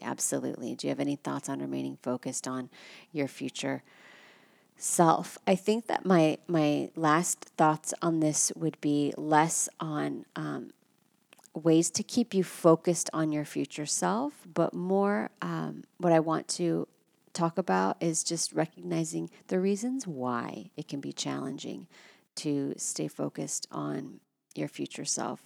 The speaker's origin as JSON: {"language": "English", "country": "United States", "said": "I'm American"}